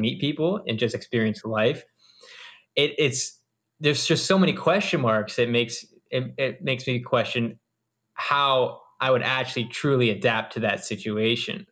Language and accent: English; East Coast of the US, United States; I'm from the East Coast on the U S